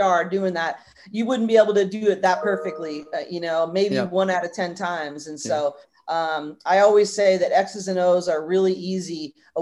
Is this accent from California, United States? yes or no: yes; Northern California, United States; I grew up in Northern California